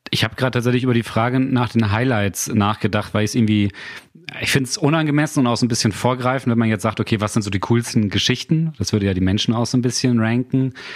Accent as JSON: {"language": "German", "country": "Germany", "tie": "born or raised there", "said": "Ich komme ja aus, einem, aus, einem kleiner, aus einer kleinen Gemeinde vor Bremen."}